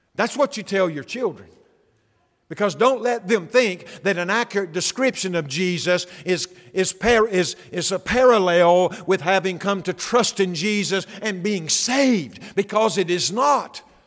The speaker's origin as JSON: {"language": "English", "region": "the Bible Belt", "country": "United States", "tie": "born or raised there", "said": "I grew up in the Bible Belt"}